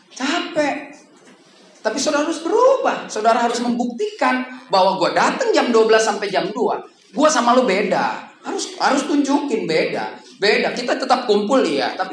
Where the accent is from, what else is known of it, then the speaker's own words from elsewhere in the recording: North Sumatra, Indonesia; Saya di sini karena saya umur 16 tahun, karena saya orang Batak, saudara.